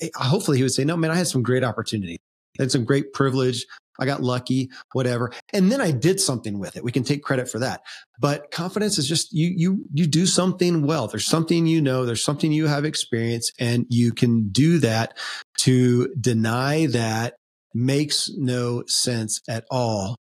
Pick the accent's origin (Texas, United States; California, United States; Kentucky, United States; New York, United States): Kentucky, United States; born or raised there